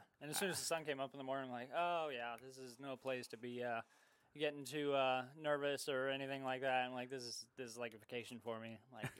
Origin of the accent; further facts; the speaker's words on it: Tustin, California, United States; I'm from Tustin, California.